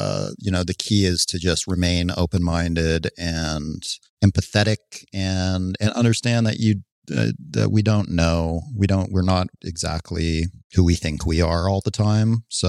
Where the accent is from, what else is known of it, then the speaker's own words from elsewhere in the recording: Canada; now in United States; No, I'm not. I'm still a Canadian citizen, even though I've spent most of my life.